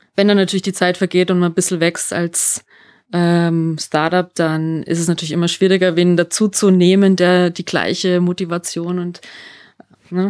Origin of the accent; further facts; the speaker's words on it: Germany; now in Salzburg, Austria; ich bin ja aus Deutschland, ich bin mhm. Deutsche.